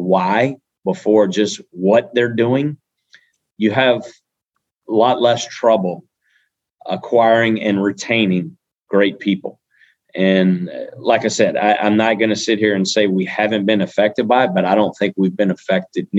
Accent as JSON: {"language": "English", "region": "South Louisiana", "country": "United States", "tie": "born or raised there", "said": "we're from South Louisiana. We're born right here"}